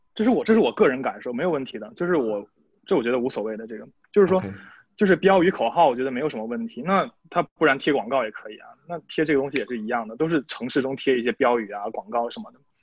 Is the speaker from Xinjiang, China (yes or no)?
no; Shandong, China; moved away as an adult; now in Lithuania; 我是来自中国山东，山东的